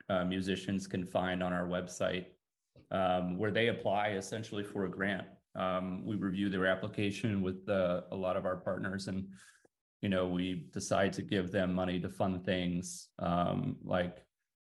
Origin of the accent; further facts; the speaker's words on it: Texas, United States; since I was a young guy growing up in Texas